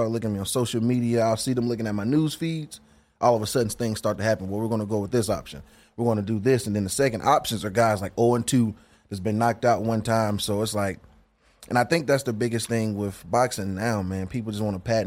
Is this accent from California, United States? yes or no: no; North Carolina, United States; I'm from North Carolina